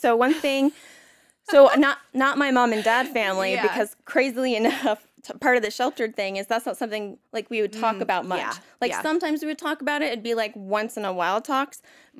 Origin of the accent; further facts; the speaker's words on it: the South, United States; I mean, again, I was raised in the South.